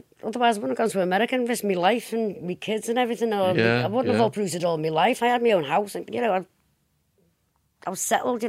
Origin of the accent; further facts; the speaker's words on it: Liverpool, North West England, United Kingdom; accent: Scouse; I'm from Wavertree originally.